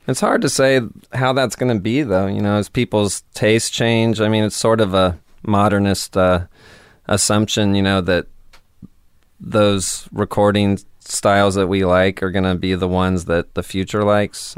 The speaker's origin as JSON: {"language": "English", "town": "Stockton", "region": "California", "country": "United States", "moved": "yes", "lives_now": "Portland, United States", "said": "I'm from California"}